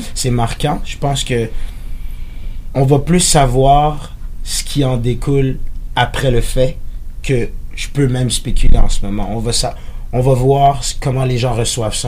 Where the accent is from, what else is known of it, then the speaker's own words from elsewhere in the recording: Terrebonne, Quebec, Canada; first language French; J'étais au collège Saint-Sacrement à Terrebonne.